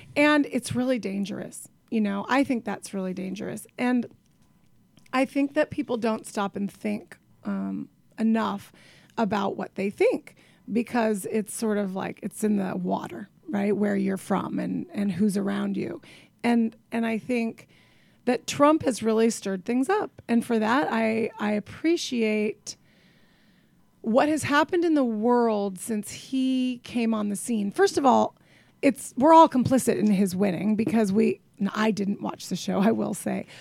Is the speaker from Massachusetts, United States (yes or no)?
no; Tucson, Arizona, United States; now in Brooklyn, United States; I grew up in Tucson, Arizona, which is, by the way, the end of the earth